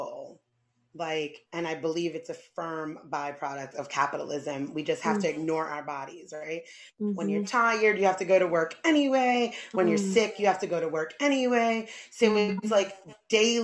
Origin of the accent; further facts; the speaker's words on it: New York City, New York, United States; moved away; I come from New York City